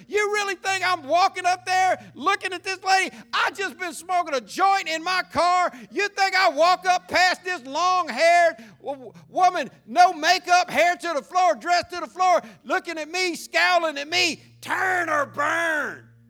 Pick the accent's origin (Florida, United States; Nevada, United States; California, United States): Florida, United States; Jacksonville; growing up in Jacksonville